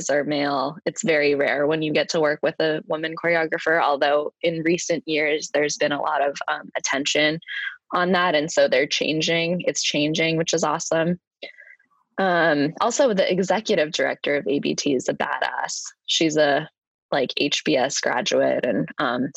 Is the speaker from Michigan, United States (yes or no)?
no; Idaho, United States; now in New York City, United States; growing up in Idaho in the Mountain West